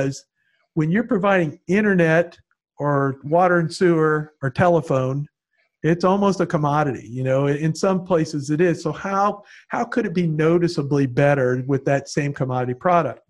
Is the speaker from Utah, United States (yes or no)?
no; Palm Beach County, Florida, United States; having grown up here, and as I told you, I've been about in every school in North County